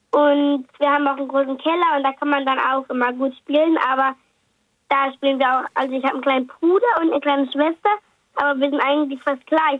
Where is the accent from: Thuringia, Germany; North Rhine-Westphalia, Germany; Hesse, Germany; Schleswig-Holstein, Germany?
Schleswig-Holstein, Germany; Kiel; Aus Kiel